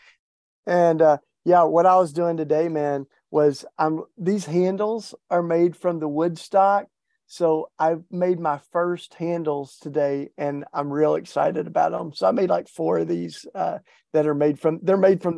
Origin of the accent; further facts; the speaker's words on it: East Tennessee, United States; accent: Southern; I grew up in East Tennessee and I can't hide it. Don't even want to, Paul. I got my Southern accent and grew up in the hills, small town in East Tennessee.